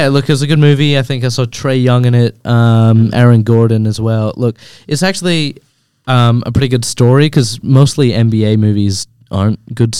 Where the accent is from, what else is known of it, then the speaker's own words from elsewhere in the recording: Scotland, United Kingdom; now in Australia; I'm Scottish.